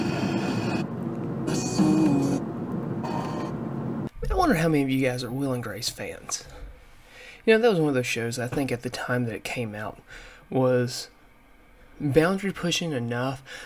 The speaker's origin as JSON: {"language": "English", "region": "the South", "country": "United States", "tie": "born or raised there", "said": "in my time growing up in the South"}